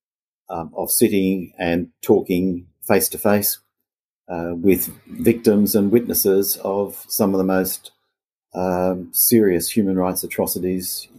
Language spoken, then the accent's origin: English; Australia; I'm Australian. I've always lived and worked in and from Australia